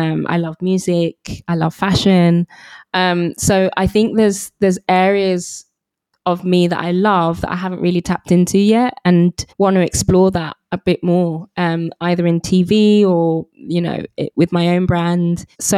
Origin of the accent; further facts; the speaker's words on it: England, United Kingdom; So I'm a British Nigerian, you know, for a long time. You know, I kind of suppressed my Nigerian heritage